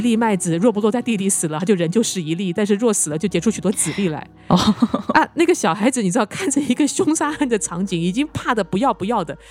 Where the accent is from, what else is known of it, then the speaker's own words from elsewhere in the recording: Taiwan; moved away; 我从台湾来嘛，那以前在台湾的时候啊